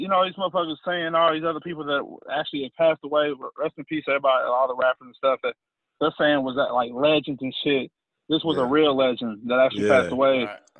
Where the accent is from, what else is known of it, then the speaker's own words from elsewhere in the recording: United States; I grew up in Marion County or whatever. Small little school or whatever. It's a white community.